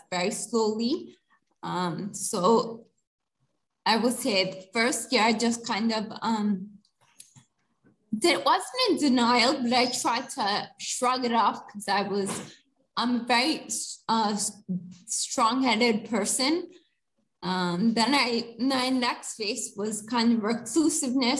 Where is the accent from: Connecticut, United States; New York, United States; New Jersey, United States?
New Jersey, United States; moved away as an adult; now in India; I was born and brought up on the East Coast of the United States, specifically New Jersey. I moved to India when I was 30 years old